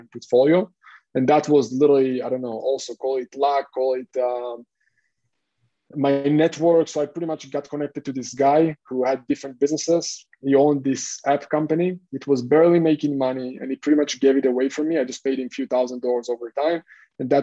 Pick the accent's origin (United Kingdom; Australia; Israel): Israel; English is a second language; moved away as an adult; also born or lived in Hong Kong; now in Cyprus; I'm originally from Israel. I served in the military there.